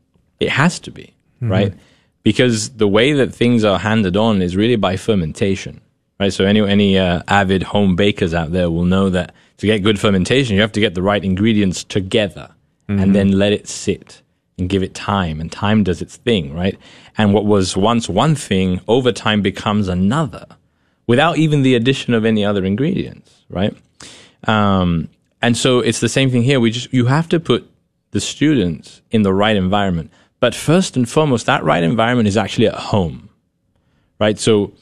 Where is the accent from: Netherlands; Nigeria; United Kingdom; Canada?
United Kingdom; I enjoy reading and I enjoy literature, and you know, I dabble in poetry, right? as a British person, you know?